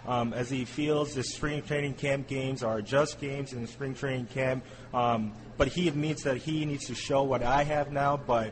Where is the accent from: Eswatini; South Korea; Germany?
South Korea; English is a second language; The war baseball that I'm from Korea, so I feel really great about the learning